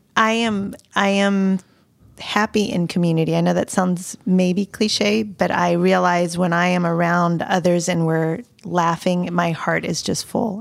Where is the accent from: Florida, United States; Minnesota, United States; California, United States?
Florida, United States; Pensacola; moved away as an adult; now in Nashville, United States; So having been raised in L A, Lower Alabama, 'cause Pensacola is borderline Alabama. I was raised in the South.